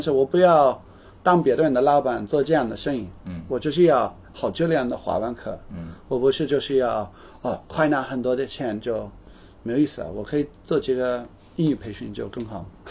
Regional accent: United Kingdom; Chinese is a second language; now in Shanghai, China; 我是英国人

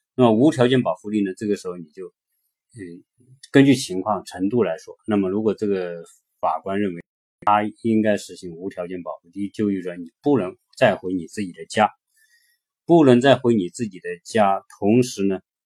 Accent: China; now in United States; 我们中国人来到这边的时候

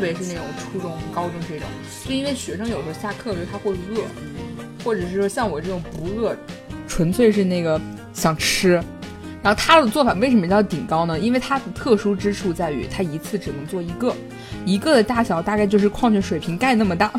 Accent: Hubei, China; 我们湖北人

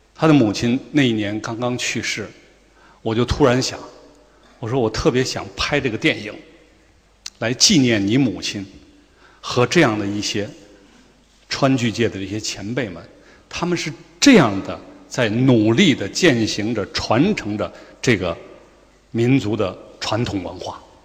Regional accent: Chengdu, Sichuan, China; 我们成都人

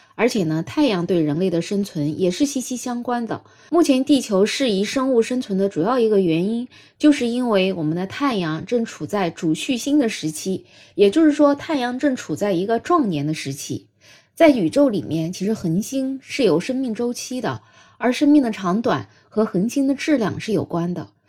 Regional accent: China; 我们中国人

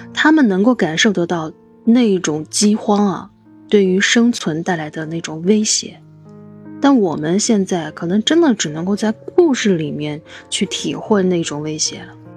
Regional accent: China; 我们中国人

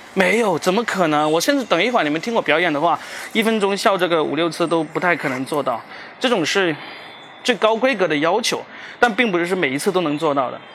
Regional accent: Guangdong, China; also born or lived in Shanghai; now in Shenzhen, China; 我作为一个土鳖广东人，土生土长的广东人，我第一次离开广东，就是上海工作

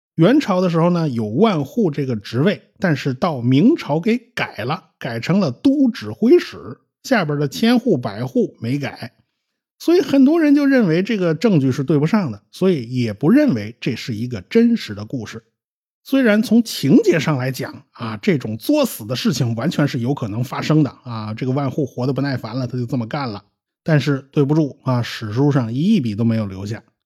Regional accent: China; 最早把火药用作军事用途的是我们中国人，世界上最早搞出火箭的也是我们中国人

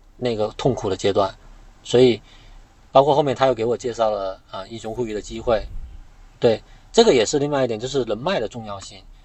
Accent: Guangxi, China; moved away as an adult; also born or lived in Beijing; 我广西人

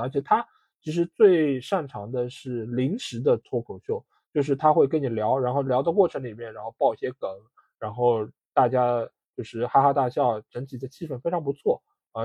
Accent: Shanghai, China; 我们出生在上海的一些人

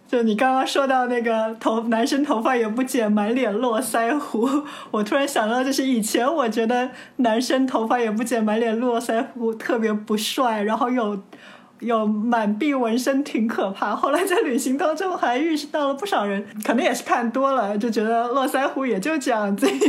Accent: China; 我中国来的，我是中国人

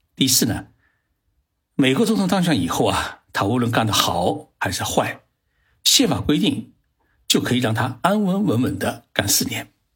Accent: China; 我们中国人认为差五年就有代沟

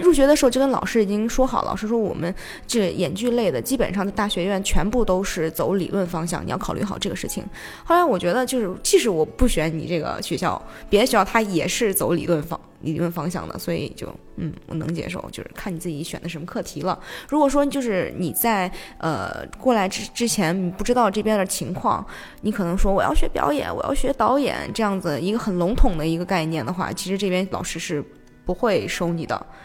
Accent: China; also born or lived in Japan; 因为又是只有我一个中国人

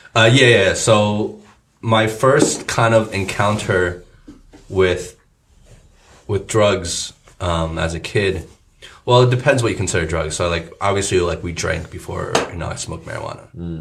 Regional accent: New Jersey, United States; moved away; two guys I grew up with in Jersey

